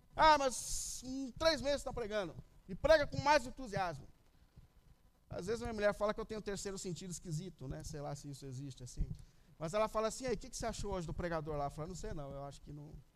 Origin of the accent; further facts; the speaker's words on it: São Paulo, Brazil; quando eu era criança, eu cresci na Vila Ré, aqui na Zona Leste mesmo, perto da igreja